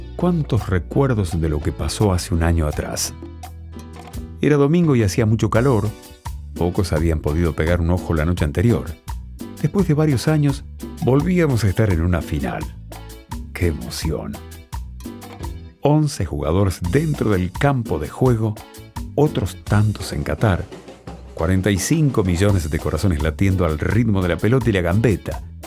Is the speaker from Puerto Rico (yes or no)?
no; Argentina; nos unió como argentinos